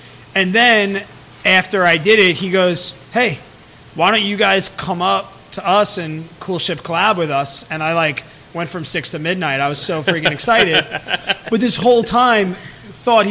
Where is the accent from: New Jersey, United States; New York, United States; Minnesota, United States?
New York, United States; Long Island; I'm from Long Island